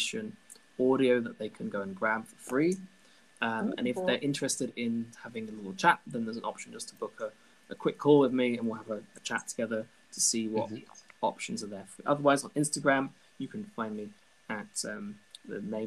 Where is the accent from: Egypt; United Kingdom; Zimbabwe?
United Kingdom; accent: British; moved away as an adult; now in Brussels, Belgium; As you can tell from my very British accent, I am originally from the UK.